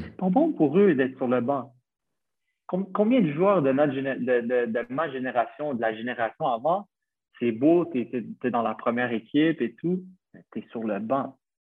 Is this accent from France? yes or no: no; Montreal, Quebec, Canada; moved away as an adult; now in Malta; j'ai 26 ans, je viens de Montréal